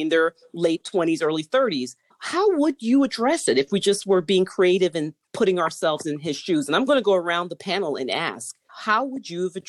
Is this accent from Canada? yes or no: no; Jamaica; You know how some Jamaicans are, you know, we're going to bang on the wall and carry on.